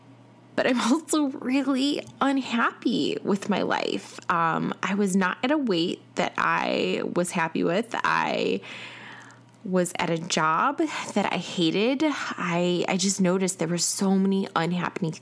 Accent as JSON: {"language": "English", "town": "Chicago", "region": "Illinois", "country": "United States", "moved": "yes", "lives_now": "Atlanta, United States", "said": "I am originally from Chicago, and I currently live in Atlanta"}